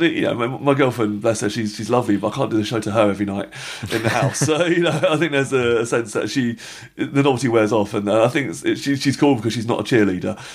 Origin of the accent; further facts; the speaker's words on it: England, United Kingdom; we're English